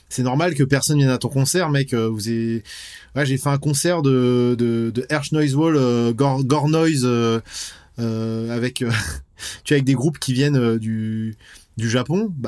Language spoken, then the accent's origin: French; West France, France; Nous, on aime à peu près tous les styles de métal. On vient de, voilà, on vient de l'ouest de la France. C'est une scène qui est assez riche.